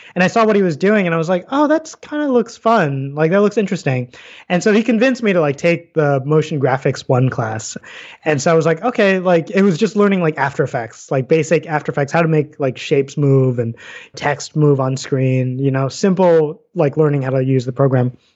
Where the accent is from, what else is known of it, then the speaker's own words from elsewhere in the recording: New York City, New York, United States; moved away as an adult; also born or lived in Hawaii; now in Saratoga Springs, United States; I grew up in New York City